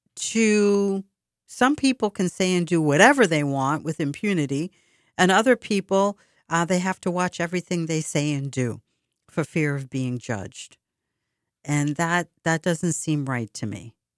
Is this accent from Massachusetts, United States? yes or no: yes; Boston, Massachusetts, United States; When I was growing up in Boston